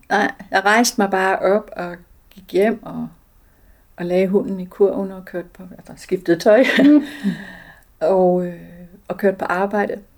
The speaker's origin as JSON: {"language": "Danish", "country": "Denmark", "tie": "born or raised there", "said": "jeg er født i Danmark"}